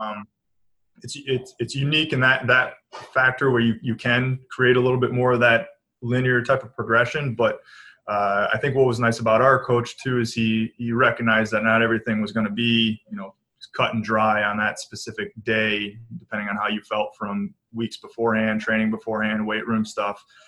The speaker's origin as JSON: {"language": "English", "town": "Manchester", "region": "Michigan", "country": "United States", "tie": "born or raised there", "said": "I grew up in a small town outside of Ann Arbor, Michigan"}